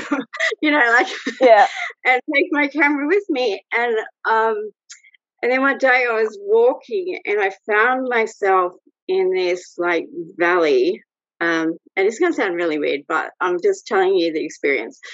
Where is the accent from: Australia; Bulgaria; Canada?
Australia; also born or lived in Brazil; I'm Australian. I'm living in Sydney